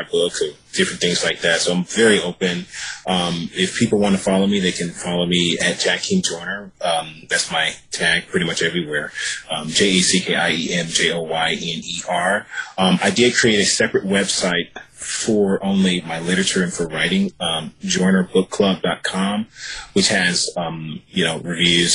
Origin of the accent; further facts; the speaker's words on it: Virginia, United States; also born or lived in New York City; now in Los Angeles, United States; I'm from Virginia, and I moved to Los Angeles